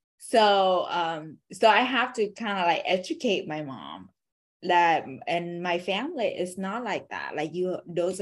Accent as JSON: {"language": "English", "country": "Vietnam", "tie": "born or raised there", "second_language": "English", "moved": "yes", "said": "I was born in Vietnam"}